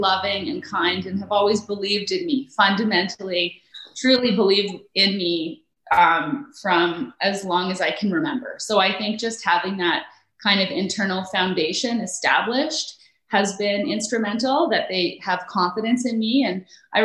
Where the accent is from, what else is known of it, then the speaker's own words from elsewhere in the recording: Calgary, Alberta, Canada; also born or lived in Nova Scotia; we grew up in Sunnyside